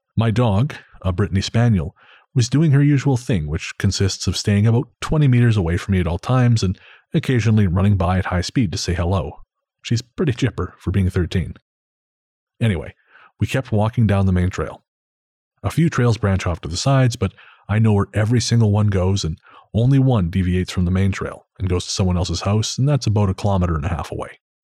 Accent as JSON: {"language": "English", "town": "Revelstoke", "region": "British Columbia", "country": "Canada", "tie": "born or raised there", "said": "my hometown"}